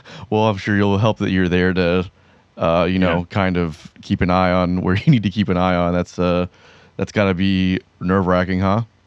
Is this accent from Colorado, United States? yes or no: no; Pembroke Pines, Florida, United States; grew up in Pembroke Pines